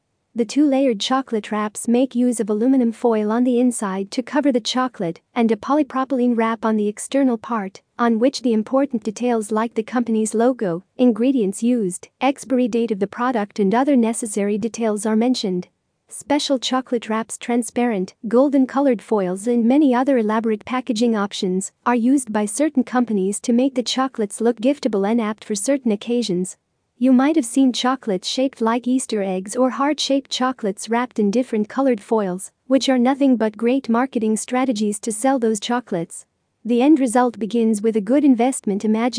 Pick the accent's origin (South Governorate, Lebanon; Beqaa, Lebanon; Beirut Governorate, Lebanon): Beqaa, Lebanon; Zahle; Hi, I'm from Zale, Becca, Lebanon.